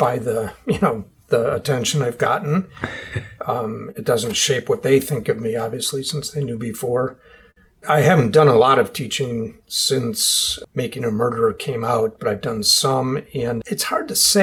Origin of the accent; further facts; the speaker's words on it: Milwaukee, Wisconsin, United States; my hometown, which was Milwaukee, Wisconsin at the time